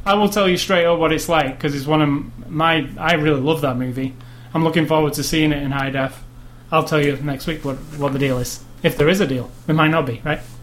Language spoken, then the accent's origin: English; United Kingdom; I'm British